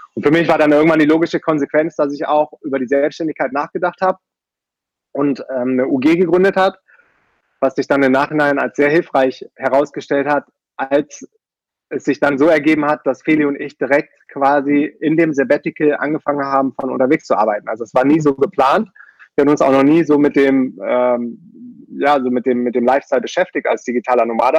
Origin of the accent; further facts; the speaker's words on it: Düsseldorf, North Rhine-Westphalia, Germany; moved away as an adult; also born or lived in Münster / Brazil; sehr konventionell aufgewachsen in Düsseldorf und bin da zur Schule gegangen